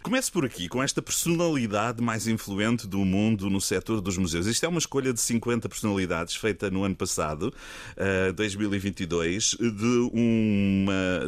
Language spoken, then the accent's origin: Portuguese; Costa Vicentina, Algarve, Portugal; also born or lived in Lagos; eu nasci em Lagos, mas só nasci lá também fui-me logo embora a correr para Algesur, Costa Vicentina